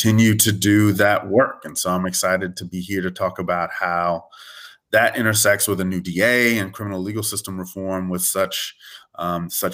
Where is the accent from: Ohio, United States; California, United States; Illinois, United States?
California, United States; Southern; moved away as an adult; now in New Orleans, United States; I grew up actually in Southern California